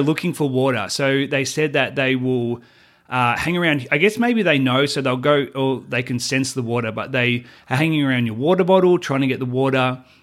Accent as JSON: {"language": "English", "country": "Australia", "moved": "as an adult", "lives_now": "United States", "said": "Australian. I always will be Australian"}